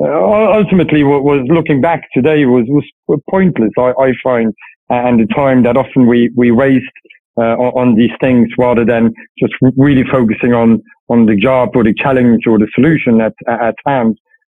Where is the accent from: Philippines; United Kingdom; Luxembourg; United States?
Luxembourg; Luxembourg. Family's in Luxembourg since a few generations, always lived in Luxembourg.